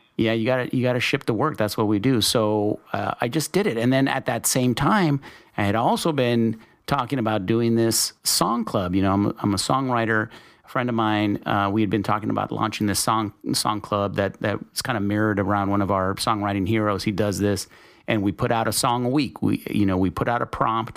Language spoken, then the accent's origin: English; El Paso, Texas, United States; I'm from Texas. I grew up in, uh, in El Paso